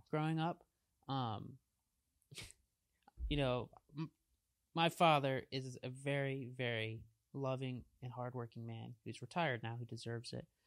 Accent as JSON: {"language": "English", "region": "Maryland", "country": "United States", "tie": "born or raised there", "said": "my hometown"}